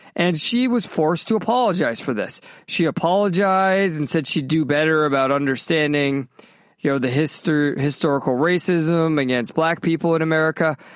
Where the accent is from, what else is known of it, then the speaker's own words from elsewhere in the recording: Massachusetts, United States; also born or lived in Southern California; now in Florida, United States; when I was growing up in Massachusetts